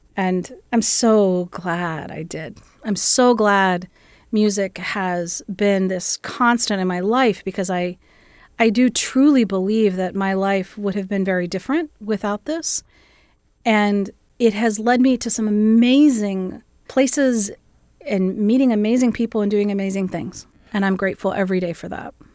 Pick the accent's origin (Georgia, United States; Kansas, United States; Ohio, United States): Ohio, United States; Gallipolis; also born or lived in Columbus, Ohio; My family is originally from southeastern Ohio, just outside of a little town called Gallipollis, right along the Ohio River